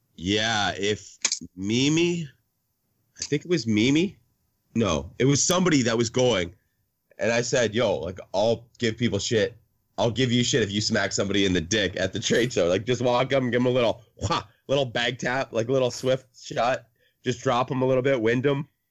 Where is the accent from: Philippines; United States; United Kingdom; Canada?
Canada; since I'm Canadian